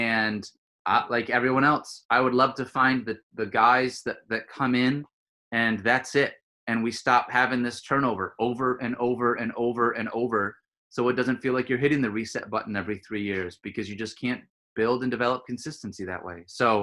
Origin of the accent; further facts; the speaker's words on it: Michigan, United States; I grew up in Michigan